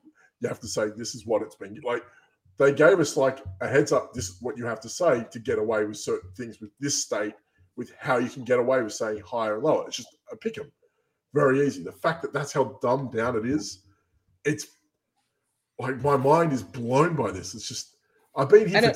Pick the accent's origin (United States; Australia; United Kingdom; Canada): Australia; moved away; I'm from Australia. We have amazing gambling laws throughout the country